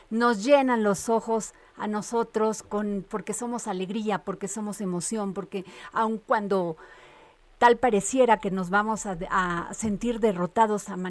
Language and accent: Spanish; Mexico; No te tengo más que agradecer como mexicana